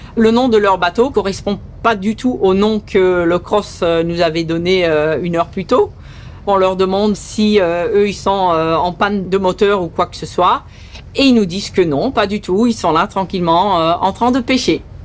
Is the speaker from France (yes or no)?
no; St. Martin; accent: un peu bizarre; first language Dutch; French is a second language; also born or lived in Belgium; Je suis née en Belgique. Je suis venue à Saint-Martin à l'âge de 8 ans.